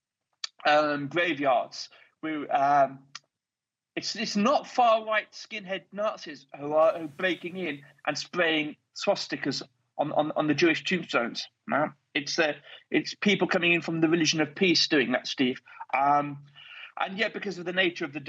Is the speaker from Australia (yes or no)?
no; United Kingdom; one Brit here on the WarRoom